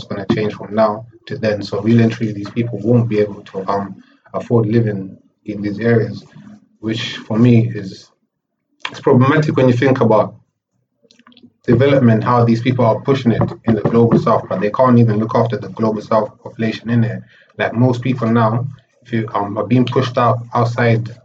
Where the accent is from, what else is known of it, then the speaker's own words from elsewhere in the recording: Zimbabwe; moved away; I was born in Africa. I came here like half my life in Zimbabwe, half my life here